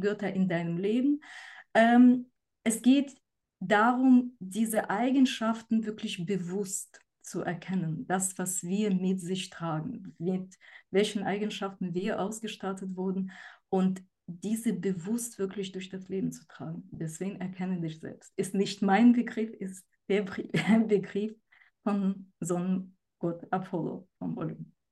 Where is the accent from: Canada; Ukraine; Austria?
Ukraine; moved away; ich komme selber aus der Ukraine